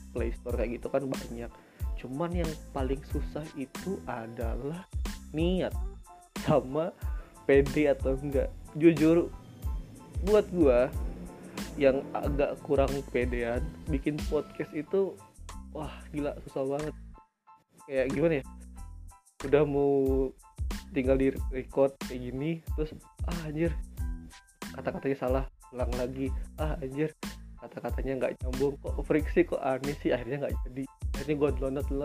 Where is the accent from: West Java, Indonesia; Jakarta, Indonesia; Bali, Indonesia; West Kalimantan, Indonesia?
West Java, Indonesia; Bandung; gue dari Bandung dan gue juga mahasiswa di salah satu universitas swasta di kota Bandung.